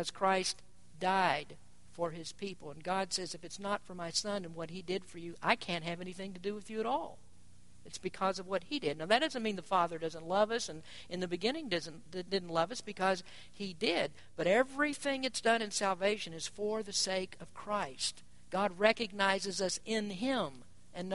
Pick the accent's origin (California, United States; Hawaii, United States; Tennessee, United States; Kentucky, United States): Kentucky, United States; moved away; I'm from Kentucky too